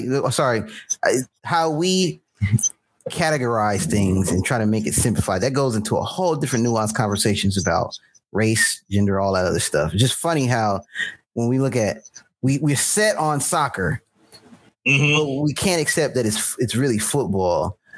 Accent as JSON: {"language": "English", "country": "United States", "said": "I, I got being an American and I went to World Cup"}